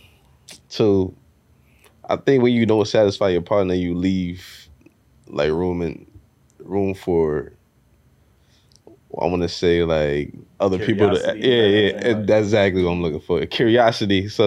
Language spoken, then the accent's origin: English; New York City, New York, United States; I'm from Brooklyn